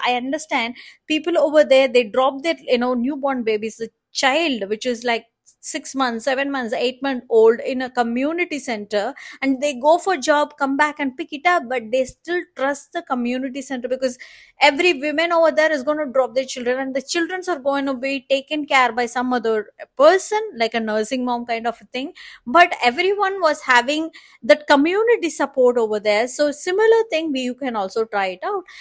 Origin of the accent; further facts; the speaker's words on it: India; As the Indian woman